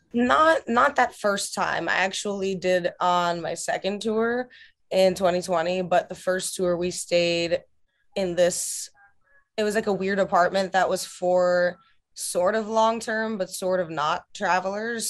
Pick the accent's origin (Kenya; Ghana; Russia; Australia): Russia; now in United States; my home country of Russia